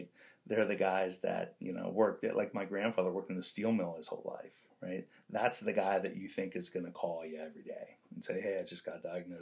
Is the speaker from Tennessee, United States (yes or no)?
no; Gibsonia, Pennsylvania, United States; I'm from Gibsonia, Pennsylvania. It's just a suburb just north of Pittsburgh.